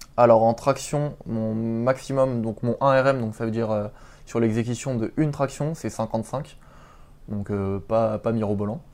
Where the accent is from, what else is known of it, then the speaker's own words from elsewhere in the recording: Paris region, Île-de-France, France; moved away as an adult; now in Rennes, France; je suis originaire de région parisienne